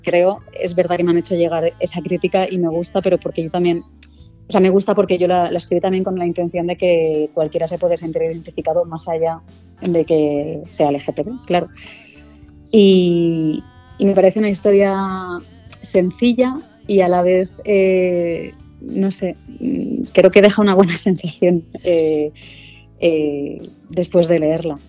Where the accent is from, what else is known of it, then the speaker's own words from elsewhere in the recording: Barcelona, Catalonia, Spain; moved away as an adult; now in Madrid, Spain; yo sí soy de Barcelona, pero hace, bueno, yo creo que ya 11, 12 años que estoy aquí en Madrid